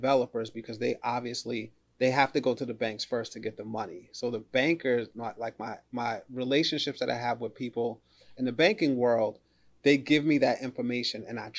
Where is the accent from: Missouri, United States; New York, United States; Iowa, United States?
New York, United States; New York City; I'm a New Yorker, born and raised in the Bronx.